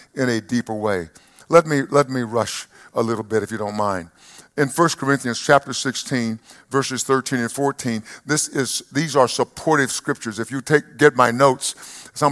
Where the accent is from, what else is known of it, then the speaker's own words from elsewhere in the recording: East Texas, United States; When I grew up in East Texas